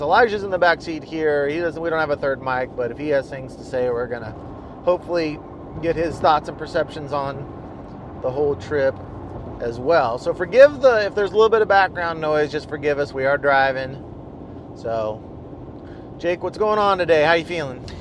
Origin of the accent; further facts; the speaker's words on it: Kansas, United States; growing up in Kansas